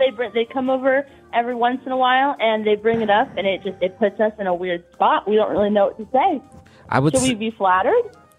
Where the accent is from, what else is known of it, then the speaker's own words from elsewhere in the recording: Ohio, United States; We're from Ohio.